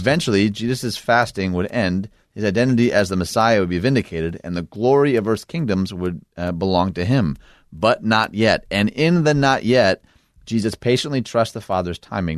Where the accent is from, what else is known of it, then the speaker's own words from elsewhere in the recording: Detroit, Michigan, United States; my hometown of Detroit